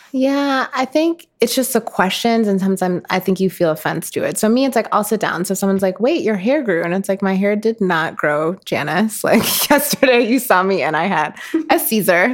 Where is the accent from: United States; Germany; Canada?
United States; Minnetonka, Minnesota; moved away; I grew up in Minnetonka, which is a suburb outside of Minneapolis